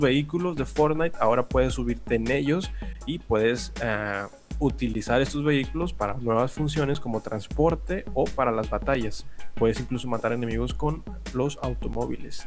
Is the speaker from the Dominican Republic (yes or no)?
no; Monterrey, Nuevo León, Mexico; somos regios.